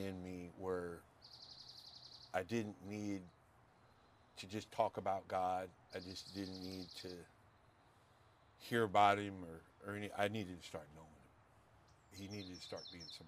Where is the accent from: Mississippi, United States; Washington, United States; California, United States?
California, United States; Pasadena; I'm Pasadena